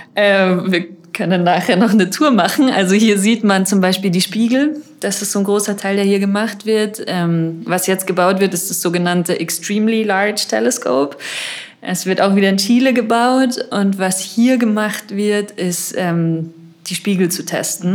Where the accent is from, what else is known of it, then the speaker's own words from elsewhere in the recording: Munich, Bavaria, Germany; also born or lived in Madrid; ich komme aus München, ich war hier auch auf der Schule